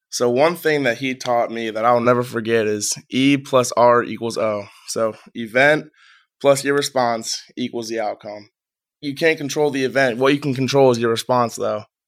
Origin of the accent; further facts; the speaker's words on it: Strongsville, Ohio, United States; I'm from Strongsville, Ohio. Moved around a couple times. Set up shop in Strongsville for majority of my childhood.